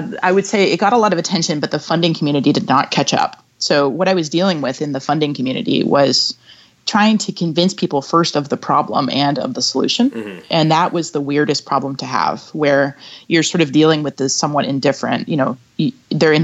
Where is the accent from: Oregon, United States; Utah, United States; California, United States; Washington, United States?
Washington, United States; Seattle; moved away as an adult; also born or lived in New York City; I moved to my hometown to begin working on the first project from New York City to Seattle